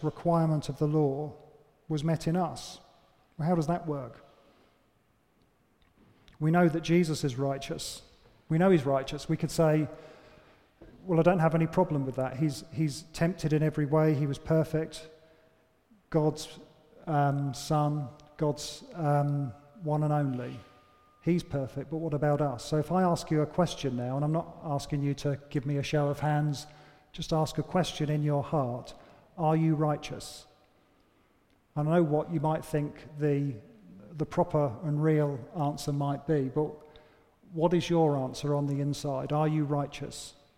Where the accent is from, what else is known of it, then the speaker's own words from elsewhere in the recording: United Kingdom; we're British